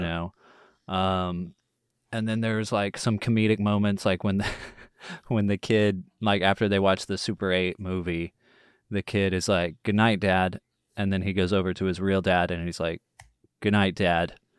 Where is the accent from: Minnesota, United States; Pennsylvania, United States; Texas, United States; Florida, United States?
Texas, United States; I'm born and raised in Texas.